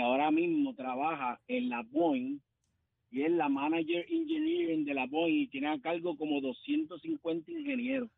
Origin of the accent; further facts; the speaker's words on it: Salto, Uruguay; soy de Uruguay